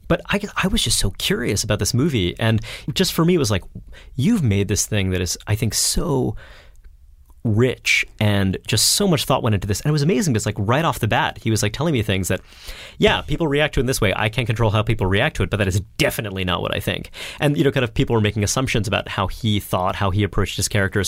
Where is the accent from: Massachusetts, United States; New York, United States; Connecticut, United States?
New York, United States; New York City; I grew up in a, I grew up in Brooklyn